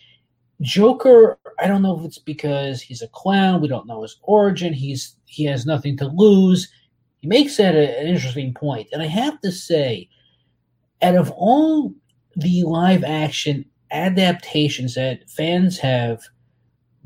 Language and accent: English; New York, United States; I grew up in New York in the 80s.